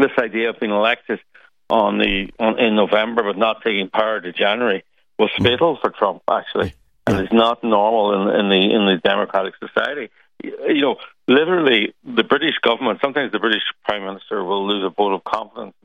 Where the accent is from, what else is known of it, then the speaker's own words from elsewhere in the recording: Ireland; being Irish